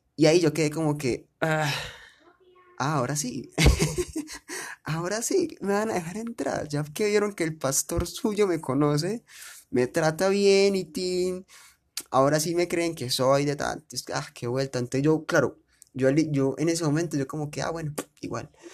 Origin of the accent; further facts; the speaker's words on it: Medellín, Antioquia, Colombia; yo soy de Medellín